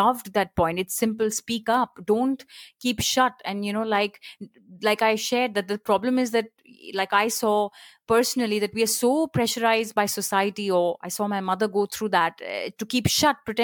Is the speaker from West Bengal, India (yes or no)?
yes; Kolkata, West Bengal, India; also born or lived in Chandigarh; now in Mumbai, India; I was born in Chandigarh, brought up in Calcutta, live in Bombay